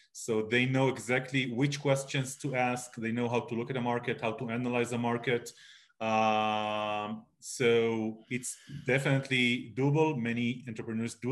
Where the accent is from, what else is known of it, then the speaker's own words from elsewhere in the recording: Israel; moved away as an adult; now in Charlotte, United States; My accent hints, I am originally from Israel. I moved to the U.S. To Charlotte about 4 years ago